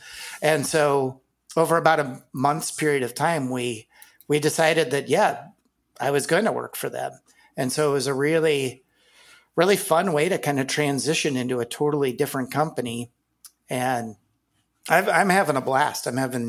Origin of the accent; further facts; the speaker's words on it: Iowa, United States; Yep, I grew up in Iowa.